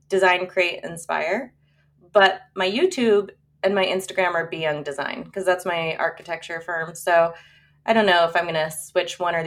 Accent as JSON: {"language": "English", "town": "San Diego", "region": "California", "country": "United States", "tie": "born or raised there", "said": "I was born and raised in La Jolla. I'm third generation"}